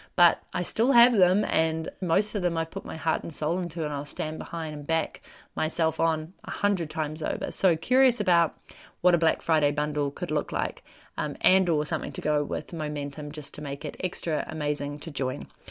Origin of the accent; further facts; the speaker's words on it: New Zealand; I'm a New Zealander